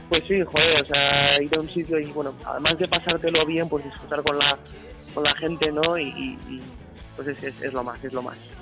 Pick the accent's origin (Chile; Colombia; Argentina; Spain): Spain; Basque Country; first language Basque; Spanish is a second language; en euskera pues lo cantamos porque es nuestra lengua madre